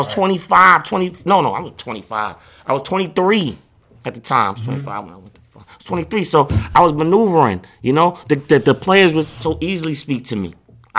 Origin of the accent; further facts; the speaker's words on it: New York, United States; I'm from Queens.